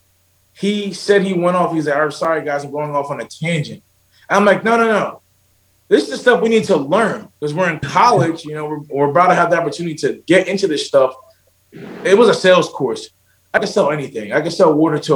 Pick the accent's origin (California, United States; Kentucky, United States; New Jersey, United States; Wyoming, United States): New Jersey, United States; Central; moved away; also born or lived in Fredericksburg, Virginia / San Diego; I'm from Central New Jersey